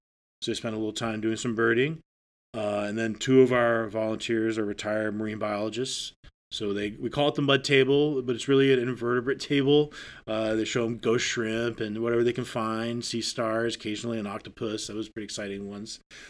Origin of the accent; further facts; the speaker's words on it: Maine, United States; So I grew up in Northern Maine.